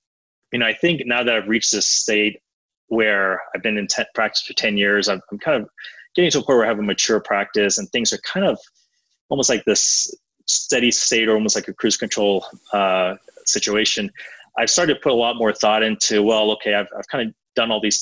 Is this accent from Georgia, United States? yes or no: yes; Atlanta, Georgia, United States; I grew up in Atlanta